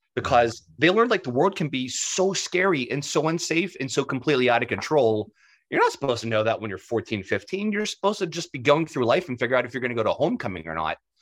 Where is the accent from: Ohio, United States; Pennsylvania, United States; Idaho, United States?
Pennsylvania, United States; Pittsburgh; I'm from Pittsburgh